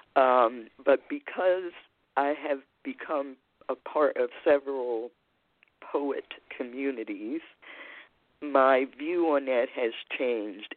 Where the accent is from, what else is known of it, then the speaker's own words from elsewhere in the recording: Baltimore, Maryland, United States; I am a native of Baltimore City, Maryland, and have lived in more than one neighborhood.